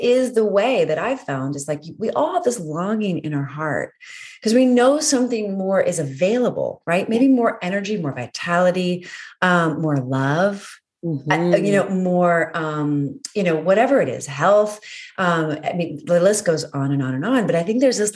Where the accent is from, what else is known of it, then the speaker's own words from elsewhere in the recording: Northern Virginia, United States; also born or lived in Maryland; I was born in Maryland and spent a lot of time in Ellicott City because I grew up in Northern Virginia